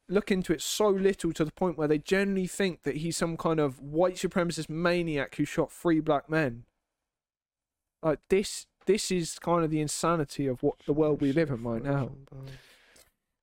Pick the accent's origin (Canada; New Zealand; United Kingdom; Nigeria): United Kingdom; England; I'm English.